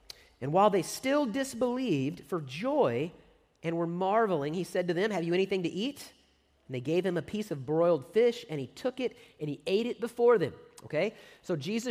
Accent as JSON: {"language": "English", "town": "San Antonio", "region": "Texas", "country": "United States", "tie": "born or raised there", "said": "I grew up in the San Antonio area"}